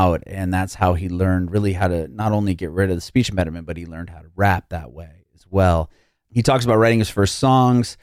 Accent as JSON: {"language": "English", "town": "San Diego", "region": "California", "country": "United States", "moved": "as an adult", "lives_now": "Nashville, United States", "said": "I'm originally from San Diego. I recently moved to Middle Tennessee, like Nashville area, about 2.5 years ago"}